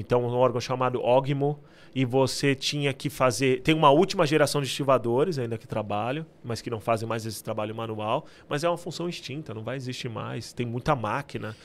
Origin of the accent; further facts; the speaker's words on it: Santos, São Paulo, Brazil; moved away as an adult; now in United Kingdom; Eu nasci em Santos, então, a minha cidade natal, né? É onde eu nasci.